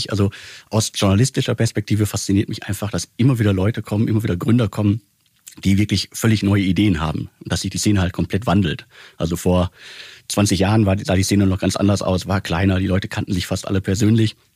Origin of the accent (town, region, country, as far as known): Ruhr area, North Rhine-Westphalia, Germany